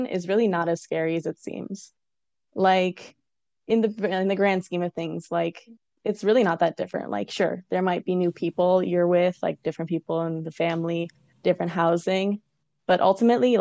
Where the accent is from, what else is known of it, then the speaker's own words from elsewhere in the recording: Waterloo, Ontario, Canada; I grew up in Waterloo